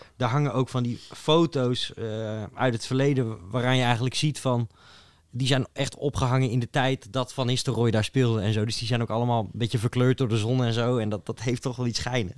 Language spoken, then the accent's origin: Dutch; Netherlands; als buitenstaande, als Nederlander